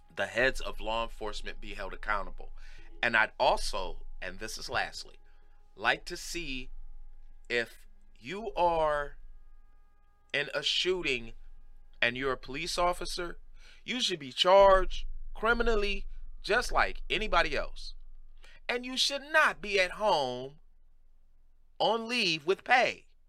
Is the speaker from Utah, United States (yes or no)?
no; Cleveland, Ohio, United States; I'm from Cleveland